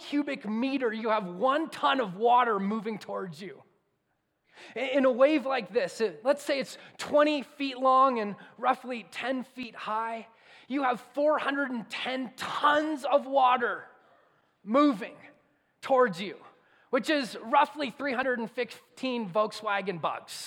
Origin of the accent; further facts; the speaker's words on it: Southern California, United States; moved away; I grew up in Southern California, and I grew up going to the beach